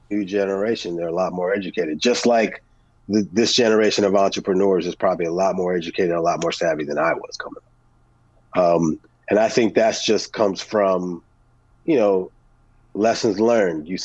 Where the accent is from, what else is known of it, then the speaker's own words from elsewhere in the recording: New Jersey, United States; born there; I was born in Jersey, so WBLS and Kiss FM and … and, and …